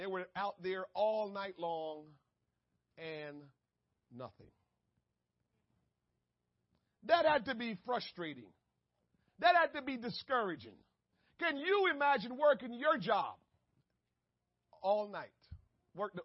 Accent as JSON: {"language": "English", "country": "Jamaica", "tie": "born or raised there", "moved": "yes", "said": "I was born and raised in Jamaica"}